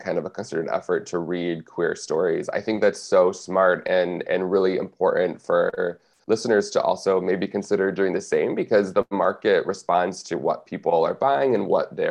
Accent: Michigan, United States; growing up in Michigan

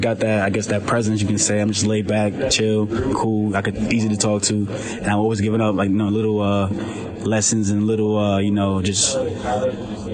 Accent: New York, United States; moved away as an adult; also born or lived in New Jersey; now in Lincoln, United States; I grew up in New York. I'm from New York.

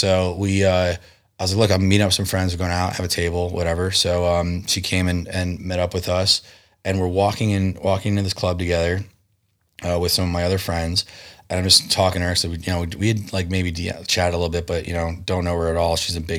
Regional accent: East Coast, United States; Look, I grew up on the East Coast. I hadn't really had a concept of how close Tijuana is to San Diego.

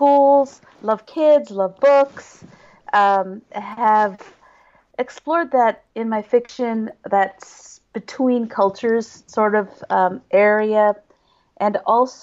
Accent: Kolkata, West Bengal, India; moved away; I was born in Kolkata, India

